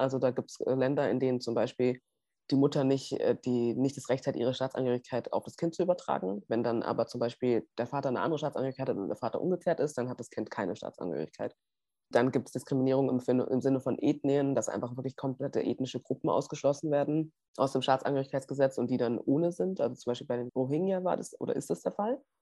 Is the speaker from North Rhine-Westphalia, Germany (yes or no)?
no; Munich, Bavaria, Germany; ich bin gebürtige Münchnerin